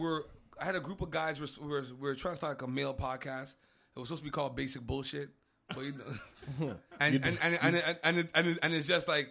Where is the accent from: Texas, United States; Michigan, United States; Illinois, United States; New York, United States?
New York, United States; I'm from Uptown, man.